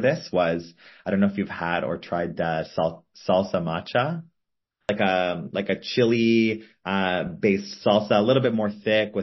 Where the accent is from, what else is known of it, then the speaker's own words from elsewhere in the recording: Toronto, Ontario, Canada; I grew up in Toronto, Canada, which has a really big Asian population